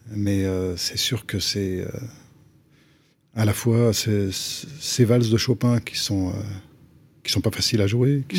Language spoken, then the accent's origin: French; Antony, Île-de-France, France; moved away as an adult; also born or lived in Japan / Paris / Boston / Grenoble; à Antony, en banlieue sud de Paris, entre 5 euh, ans et 20 ans